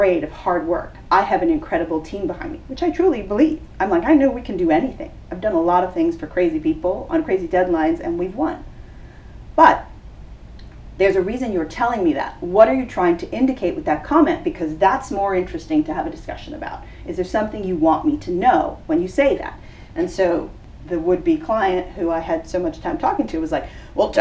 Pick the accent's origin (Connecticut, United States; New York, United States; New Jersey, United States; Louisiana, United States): New York, United States; now in Los Angeles, United States; I'm from New York, very direct.